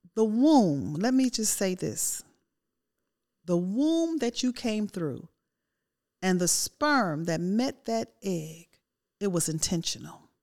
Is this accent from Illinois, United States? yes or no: yes; Chicago, Illinois, United States; Growing up in Chicago, you all know it get cold there.